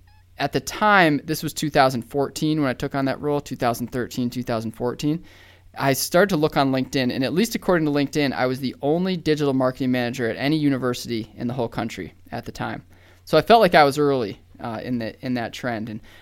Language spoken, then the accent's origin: English; Austin, Texas, United States; there's an alumni that lives in Austin from this university, and I'm from Austin.